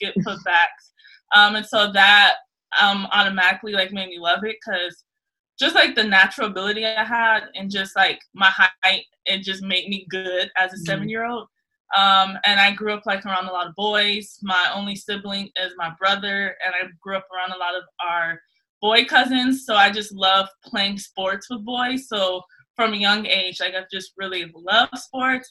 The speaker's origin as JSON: {"language": "English", "town": "Los Angeles", "region": "California", "country": "United States", "tie": "born or raised there", "moved": "as an adult", "said": "I am originally from South Central"}